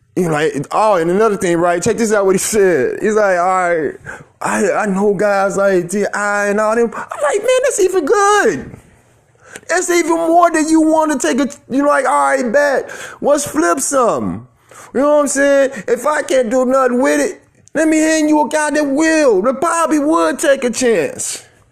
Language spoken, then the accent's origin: English; Tulsa, Oklahoma, United States; I'm from Tulsa, Oklahoma